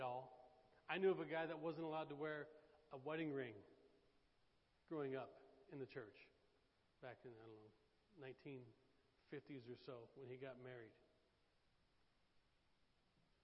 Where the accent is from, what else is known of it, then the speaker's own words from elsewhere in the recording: Oklahoma, United States; now in Daytona Beach, United States; I'm from Oklahoma.